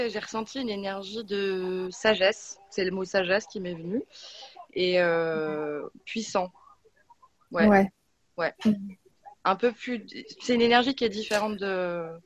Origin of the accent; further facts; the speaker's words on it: Metz, Grand Est, France; now in Paris, France; moi, je suis née à Metz, j'ai grandi à Metz.